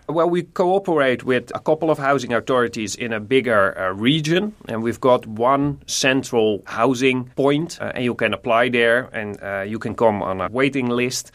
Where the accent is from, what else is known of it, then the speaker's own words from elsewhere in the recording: Nijmegen, Gelderland, Netherlands; I'm from Nijmegen